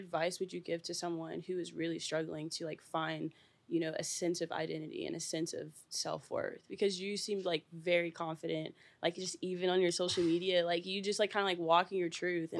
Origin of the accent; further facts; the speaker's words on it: the South, United States; especially where I'm from, because I'm from the South.